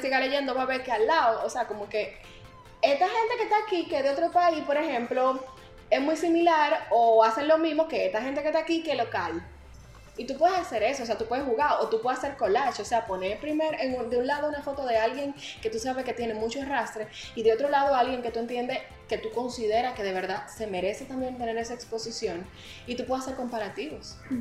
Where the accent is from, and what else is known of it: Dominican Republic